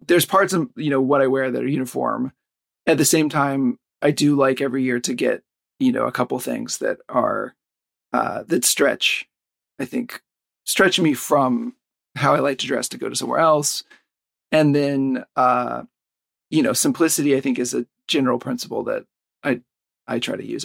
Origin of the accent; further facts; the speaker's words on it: the South, United States; now in Tokyo, Japan; I'm from the South